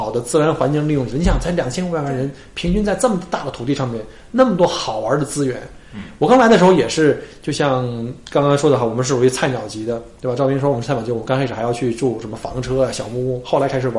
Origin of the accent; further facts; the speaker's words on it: northern China, China; 当然第一反应，因为我是北方人